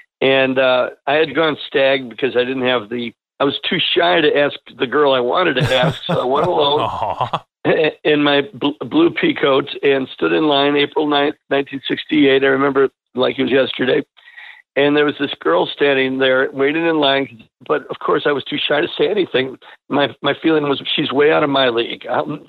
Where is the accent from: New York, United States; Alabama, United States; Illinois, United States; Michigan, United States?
Illinois, United States; Berwyn; The whole band of the …, we're all from Berwyn.